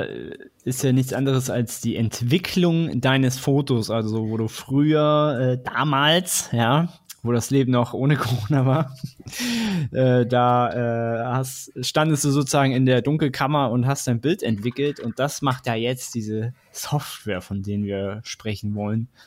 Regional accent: Stuttgart, Baden-Württemberg, Germany; born there; ich bin ja tatsächlich in Stuttgart geboren, also ich meine, meine, meine Gene sind schwäbisch

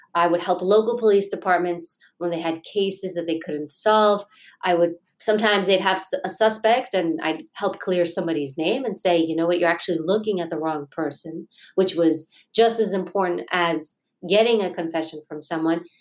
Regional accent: New York City, New York, United States; I grew up in Queens, New York.

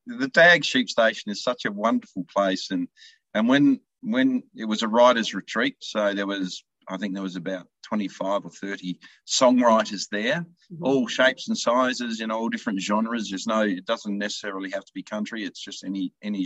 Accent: Kapunda, South Australia, Australia; my hometown, of course, in Kapunda in South Australia

